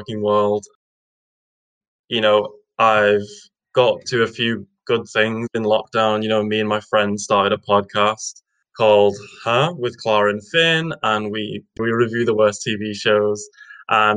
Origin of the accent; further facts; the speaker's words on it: Widnes, North West England, United Kingdom; also born or lived in Edinburgh; I'm from Widnes, which is a sunny little town on the northwest of England.